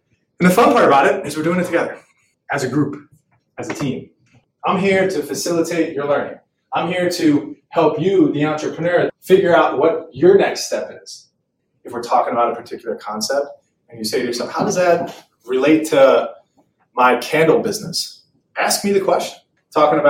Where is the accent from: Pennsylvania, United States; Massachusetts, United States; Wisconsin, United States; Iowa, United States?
Pennsylvania, United States; Philadelphia; moved away as an adult; also born or lived in Oklahoma; I'm originally from Philadelphia